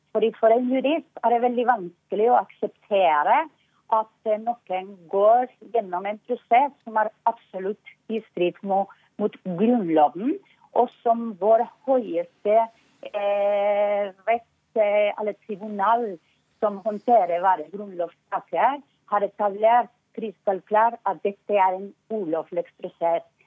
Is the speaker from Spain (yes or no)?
yes; Basque Country, Spain; Norwegian is a second language; moved away as an adult; now in Norway; i Baskeland, der jeg kommer fra. Eh, når jeg var liten, det var så mye politi på gata